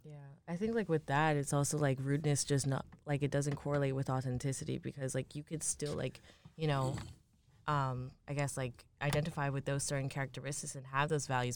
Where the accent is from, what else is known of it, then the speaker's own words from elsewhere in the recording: New York, United States; I grew up, I'm from New York